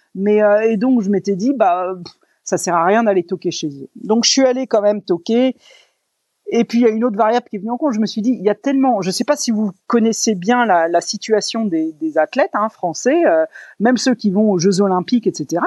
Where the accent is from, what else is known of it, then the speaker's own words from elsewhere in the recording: France; moved away as an adult; depuis mes 20 ans quand j'ai quitté la France